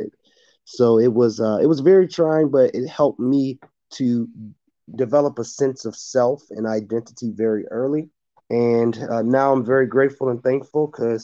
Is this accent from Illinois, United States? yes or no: yes; Park Forest, Illinois, United States; growing up in the Chinese house of Park Forest